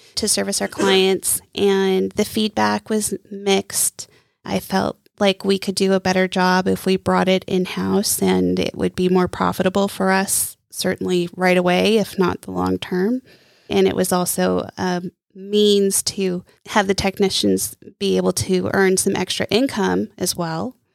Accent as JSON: {"language": "English", "town": "Coos Bay", "region": "Oregon", "country": "United States", "tie": "born or raised there", "also_born_or_lived": "Palm Springs, California / California", "moved": "yes", "lives_now": "Lake Norman area, United States", "said": "I am originally from Oregon, the coast of Oregon, Coos Bay, to be exact. And I grew up between Coos Bay and Palm Springs, California"}